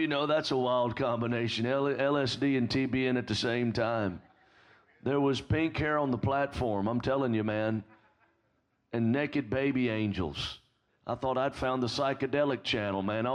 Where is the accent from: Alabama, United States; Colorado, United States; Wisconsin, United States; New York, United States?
Alabama, United States